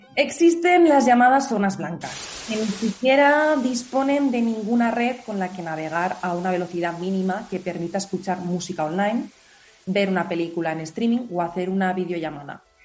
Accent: Teruel, Aragon, Spain; mi pueblo esté muerto, pero créeme que solo está en medio de Teruel

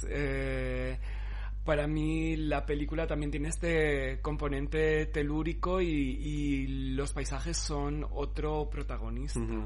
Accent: Cáceres, Extremadura, Spain; moved away; yo me crié allí, en Cáceres

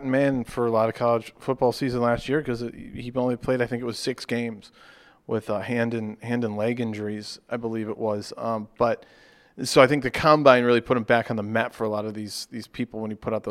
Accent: Charlotte, North Carolina, United States; I'm From Charlotte.

